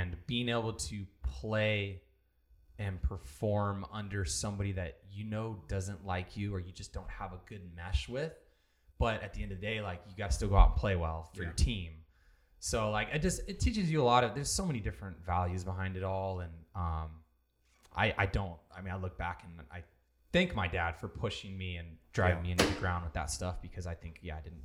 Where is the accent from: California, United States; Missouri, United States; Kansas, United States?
California, United States; Rancho Cucamonga; I grew up in Rancho. That's kind of where my whole family's from